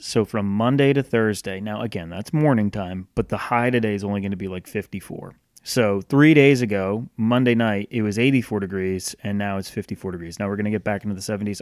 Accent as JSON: {"language": "English", "region": "Northeast", "country": "United States", "tie": "born or raised there", "moved": "as an adult", "lives_now": "the South, United States", "said": "growing up in the Northeast"}